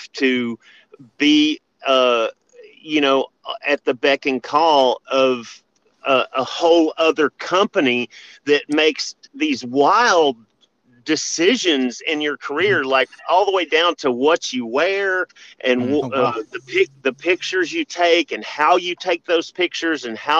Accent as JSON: {"language": "English", "town": "Memphis", "region": "Tennessee", "country": "United States", "tie": "born or raised there", "said": "Growing up in Memphis, wrestling"}